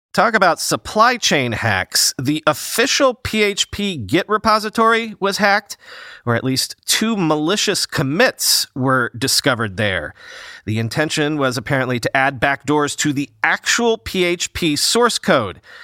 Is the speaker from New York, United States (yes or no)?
yes; New York, United States; I'm a New Yorker